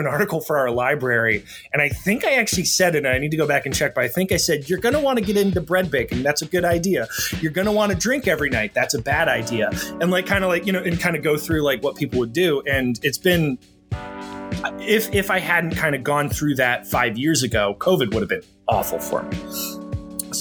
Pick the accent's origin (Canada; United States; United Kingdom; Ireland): United States; Cincinnati, Ohio; moved away as an adult; now in New Jersey, United States; I grew up in Cincinnati